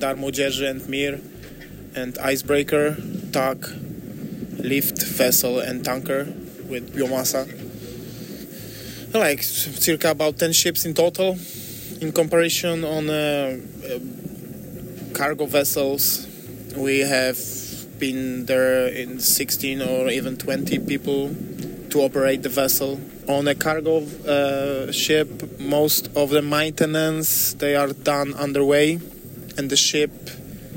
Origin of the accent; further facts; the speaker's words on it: Poland; I am from Poland